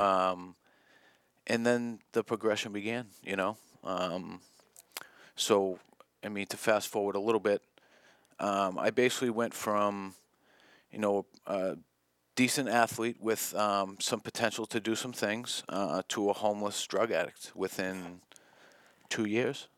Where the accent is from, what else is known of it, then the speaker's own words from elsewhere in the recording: South Shore, Massachusetts, United States; I grew up in the South Shore